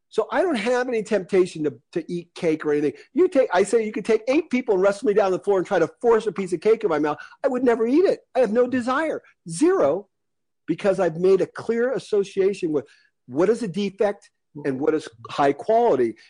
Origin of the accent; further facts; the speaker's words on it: United States; I'm an American. I'm very lucky to be an American.